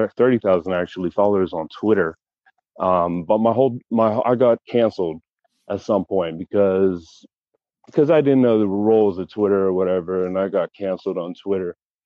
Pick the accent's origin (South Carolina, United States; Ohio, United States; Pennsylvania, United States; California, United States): Pennsylvania, United States; Pittsburgh; I'm originally from Pittsburgh, and I moved around a lot. And I'm currently in Pittsburgh right now.